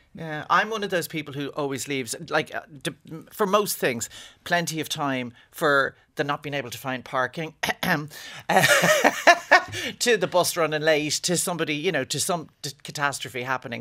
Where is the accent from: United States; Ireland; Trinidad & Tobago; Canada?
Ireland; as an Irish person married to an English person